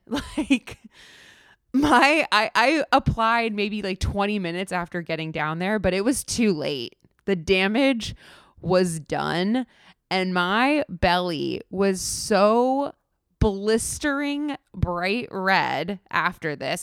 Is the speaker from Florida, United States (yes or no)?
yes; South Florida, United States; moved away; I grew up in South Florida.